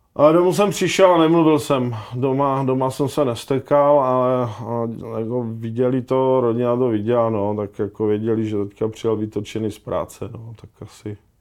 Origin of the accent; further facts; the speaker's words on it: Ostrava, Moravian-Silesian Region, Czechia; já jsem prostě kluk z Ostravy